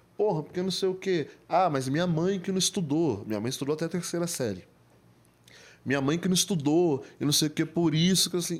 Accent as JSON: {"language": "Portuguese", "town": "Diadema", "region": "São Paulo", "country": "Brazil", "tie": "born or raised there", "said": "Eu nasci em Diadema, né? Diadema, para quem não sabe, é uma cidade"}